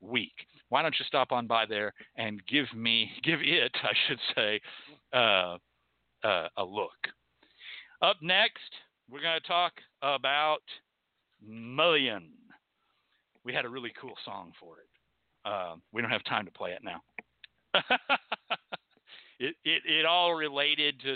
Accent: Texas, United States; I'm from Texas

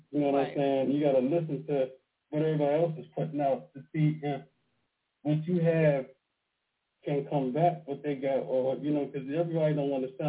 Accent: Pittsburgh, Pennsylvania, United States; now in Baltimore, United States; I'm calling from Baltimore right now, but I'm from Pennsylvania, from Pittsburgh.

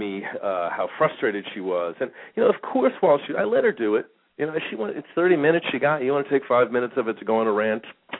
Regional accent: New York, United States; moved away as an adult; now in Phoenix, United States; I grew up in New York

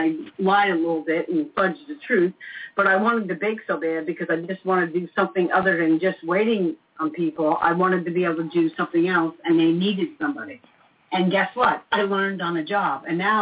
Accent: Long Branch, New Jersey, United States; now in Florida, United States; I'm from New Jersey

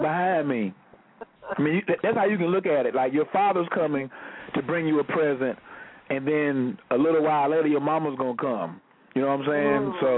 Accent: the South, United States; I'm from the South

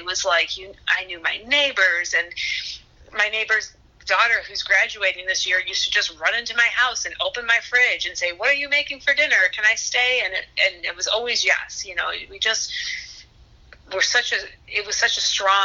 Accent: Huntington Woods, Michigan, United States; also born or lived in West Bloomfield, Michigan; now in Ferndale, United States; I grew up in Huntington Woods, and then around middle school time, my mom changed her job, and she ended up out in West Bloomfield

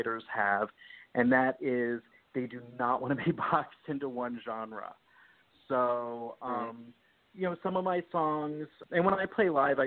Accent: Florida, United States; moved away as an adult; also born or lived in New Jersey; She decided she was going to move to Florida, and I was 8 years old

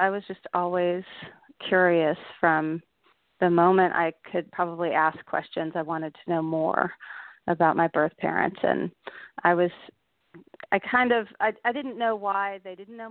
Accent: Dallas, Texas, United States; also born or lived in Austin, Texas; I grew up in Dallas. I was born in Dallas, Texas

